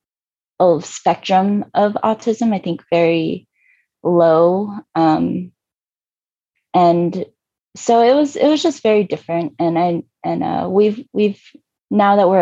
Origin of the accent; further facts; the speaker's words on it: outside of Richmond, Virginia, United States; moved away; also born or lived in South Korea; I grew up in Virginia, outside of Richmond on the East Coast